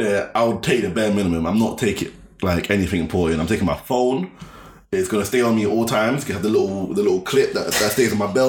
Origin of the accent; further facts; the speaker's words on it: Croydon, London, United Kingdom; Cause obviously I'm from Croydon.